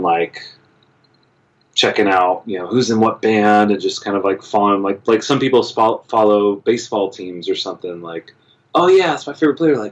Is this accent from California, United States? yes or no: yes; Palm Springs, California, United States; also born or lived in Los Angeles, California; I grew up in Palm Springs, California, which is about an hour and a half, about 100 miles east of Los Angeles